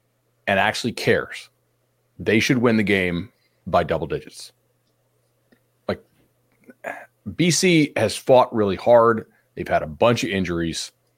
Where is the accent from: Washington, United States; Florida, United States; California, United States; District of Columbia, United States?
Florida, United States; Fort Myers; I'm a Florida guy. {S4} Right. {S3} So I'm from Fort Myers, and that's where the Red Sox spring train.